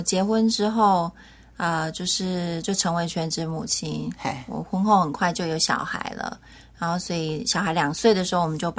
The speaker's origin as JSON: {"language": "Chinese", "country": "Taiwan", "also_born_or_lived": "Hawaii, United States", "said": "我是闽南人。"}